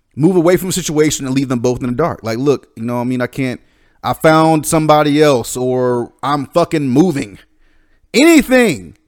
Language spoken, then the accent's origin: English; the South, United States; growing up in the South, it's kind of a different kind of a, of a, a tradition.